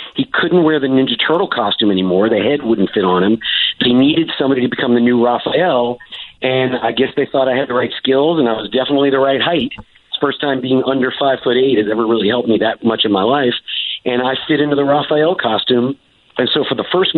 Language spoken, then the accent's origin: English; North Carolina, United States; also born or lived in Los Angeles; now in Fort Worth, United States; they shot the movies in North Carolina, and that's where I grew up